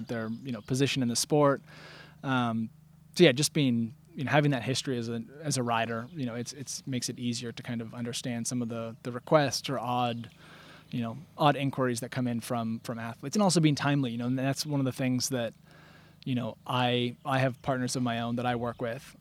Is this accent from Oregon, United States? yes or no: yes; Bend, Oregon, United States; moved away as an adult; now in Peacham, United States; I grew up in Bend, Oregon, and now live in Peachum, Vermont